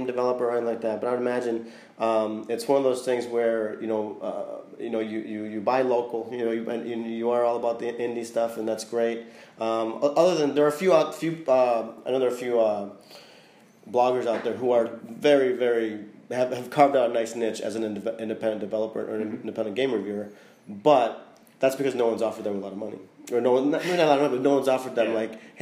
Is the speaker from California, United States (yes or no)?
no; Chicago, Illinois, United States; now in Florida, United States; I'm from Chicago